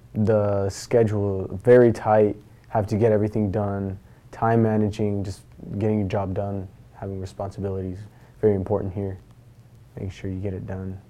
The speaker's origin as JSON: {"language": "English", "town": "Moses Lake", "region": "Washington", "country": "United States", "said": "I'm from Moses Lake, Washington"}